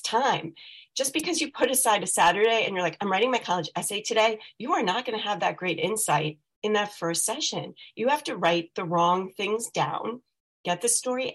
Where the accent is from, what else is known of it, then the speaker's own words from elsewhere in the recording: Scarsdale, New York, United States; moved away as an adult; now in Rhode Island, United States; I come from Scarsdale, New York. And I grew up there